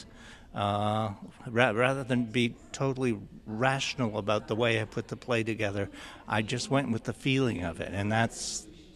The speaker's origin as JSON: {"language": "English", "area": "Six Nations", "region": "Ontario", "country": "Canada", "tie": "born or raised there", "said": "growing up on Six Nations"}